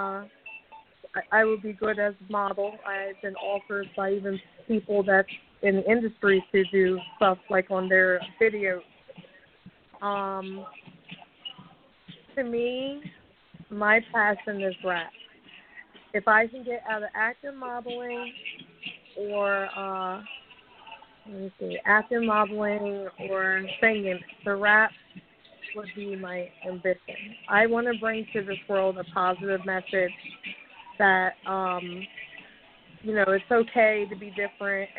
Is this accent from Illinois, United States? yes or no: no; Reading, Pennsylvania, United States; moved away as an adult; now in Elizabethville, United States; I was born in Redding, Pennsylvania. It's kind of like a small city, but I moved to Elizabethville, Pennsylvania about 3 years ago